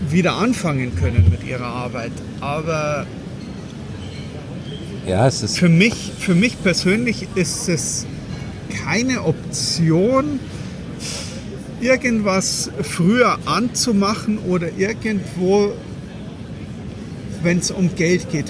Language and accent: German; Munich, Bavaria, Germany; es ist doch vollkommen egal, ob ich jetzt als Münchner irgendwo 700 Kilometer in die Pampas fahre, nach Weißwasser oder direkt nach Berlin.